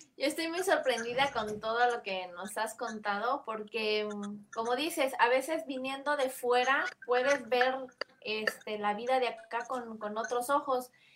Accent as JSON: {"language": "Spanish", "town": "Comitán", "region": "Chiapas", "country": "Mexico", "said": "allá en Comitán, de donde yo soy"}